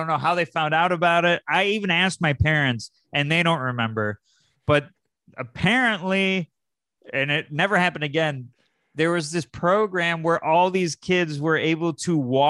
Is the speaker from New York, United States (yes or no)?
yes; Syracuse, New York, United States; I'm from Syracuse, New York.